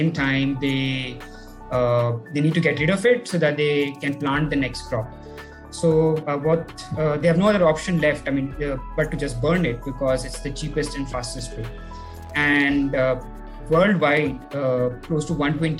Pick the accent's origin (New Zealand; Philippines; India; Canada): India; Delhi; I've been born and brought up in Delhi.